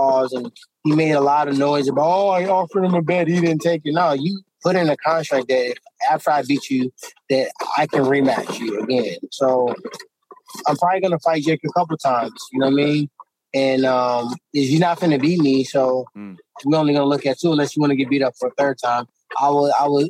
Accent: Ferguson, Missouri, United States; I came from Ferguson

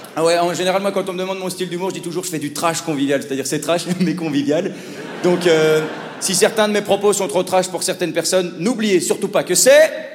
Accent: Belgium; accent: Belgian; also born or lived in Paris; mon accent de belge

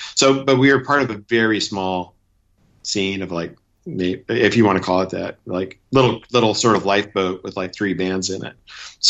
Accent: Missoula, Montana, United States; Montana, 100%. You know, we grew up in Missoula, Montana

